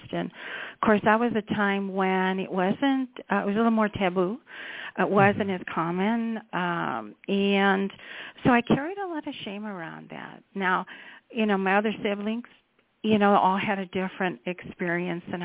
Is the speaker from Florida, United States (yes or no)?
no; Chicago suburbs, Illinois, United States; I grew up in the Chicago suburbs